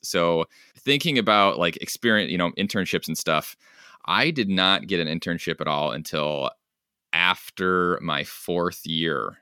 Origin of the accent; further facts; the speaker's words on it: Bonners Ferry, Idaho, United States; moved away as an adult; also born or lived in Michigan; I grew up in North Idaho, so way out west, small town